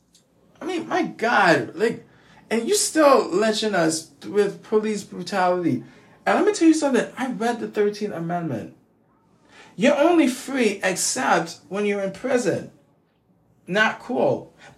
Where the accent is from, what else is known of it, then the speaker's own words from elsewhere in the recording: United States; also born or lived in West Indies; I'm West Indian, who grew up in America